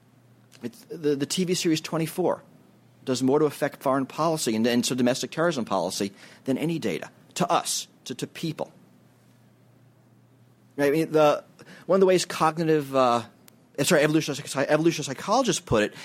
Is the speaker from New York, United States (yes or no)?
yes; New York City, New York, United States; When I grew up in New York City